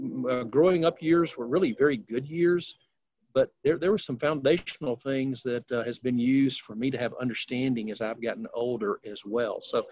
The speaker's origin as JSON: {"language": "English", "town": "Decatur", "region": "Alabama", "country": "United States", "tie": "born or raised there", "moved": "as an adult", "lives_now": "Memphis, United States", "said": "Alabama or in Decatur is a little 40,000, you know, population size."}